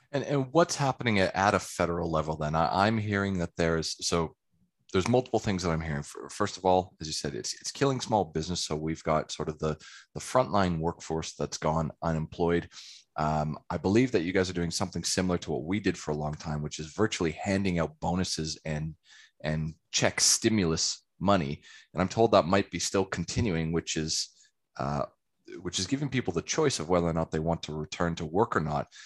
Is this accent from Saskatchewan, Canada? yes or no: no; Calgary, Alberta, Canada; also born or lived in England; now in Australia; I'm originally from Calgary in Canada